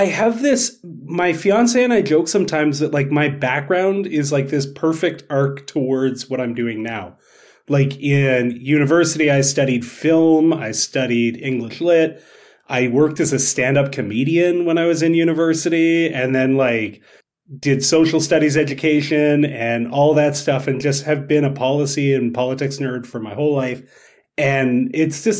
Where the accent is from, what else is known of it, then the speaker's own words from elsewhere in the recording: Canada; being Canadian TikTok social studies teacher